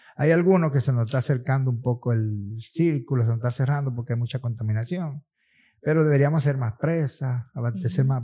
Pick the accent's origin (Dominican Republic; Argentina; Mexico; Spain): Dominican Republic; San Cristóbal; also born or lived in Russia; en un campo de San Cristóbal, mi pueblo, por cierto, yo soy de por ahí